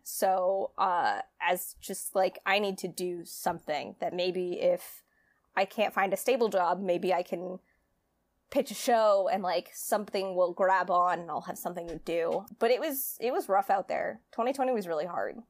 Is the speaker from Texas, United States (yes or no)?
no; California, United States; moved away as an adult; also born or lived in Greenwich, Connecticut; I'm from California